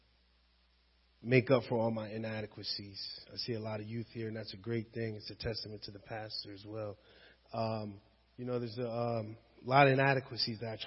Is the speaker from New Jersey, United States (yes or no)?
yes; Washington Township, New Jersey, United States; also born or lived in West Philadelphia, Pennsylvania; I'm from Washington Township